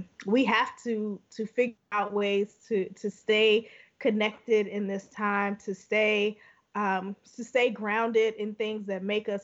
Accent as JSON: {"language": "English", "town": "Chicago", "region": "Illinois", "country": "United States", "tie": "born or raised there", "said": "I grew up in Chicago"}